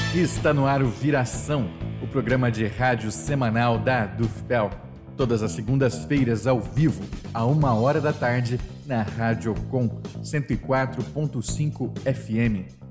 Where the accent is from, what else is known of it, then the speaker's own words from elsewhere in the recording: Mato Grosso do Sul, Brazil; eu sou de Mato Grosso do Sul